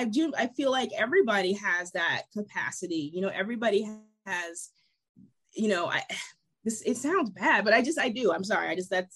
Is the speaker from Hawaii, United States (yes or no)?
no; Ohio, United States; moved away; I'm originally from Ohio